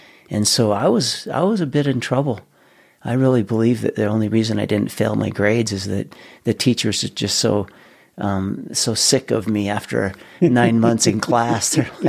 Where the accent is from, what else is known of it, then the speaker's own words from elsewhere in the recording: West Layton, Utah, United States; also born or lived in Ogden; I was born in Ogden, native Ogden, Utah, raised on a dairy farm in West Layton. We had a 350-cow dairy farm growing up.